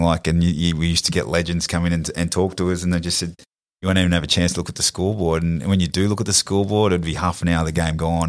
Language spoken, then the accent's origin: English; New South Wales, Australia; we're from New South Wales